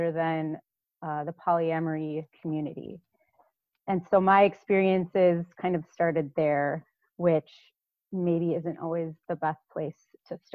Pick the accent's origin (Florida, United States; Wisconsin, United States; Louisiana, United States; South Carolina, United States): Wisconsin, United States; Milwaukee; I'm from Milwaukee as well